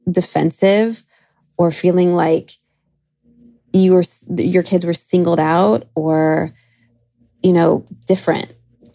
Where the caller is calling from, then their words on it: Long Beach, California, United States; I'm calling from Long Beach, California.